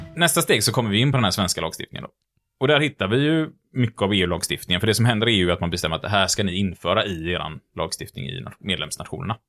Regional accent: Gothenburg, Västra Götaland, Sweden; Vi är lite göteborgare

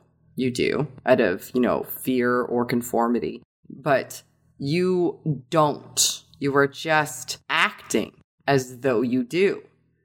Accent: Canada; I'm from Canada

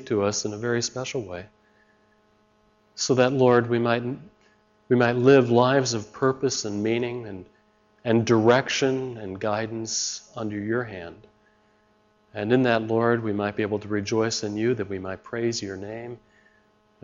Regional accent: Chicago, Illinois, United States; I'm from Chicago

